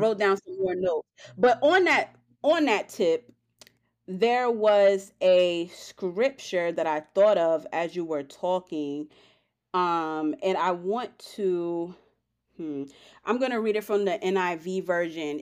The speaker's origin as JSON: {"language": "English", "region": "New York", "country": "United States", "said": "I'm from New York"}